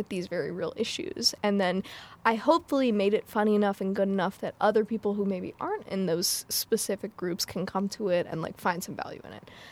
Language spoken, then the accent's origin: English; United States; my mom is white and I grew up in America